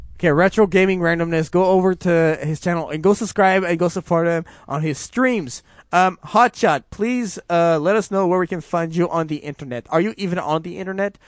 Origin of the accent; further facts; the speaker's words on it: Canada; I'm so Canadian